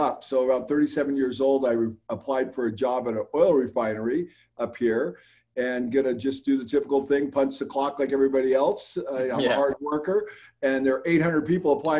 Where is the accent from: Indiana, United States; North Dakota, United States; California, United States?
California, United States; San Diego; moved away as an adult; also born or lived in Pasadena; now in Washington, United States; I was born and raised in San Diego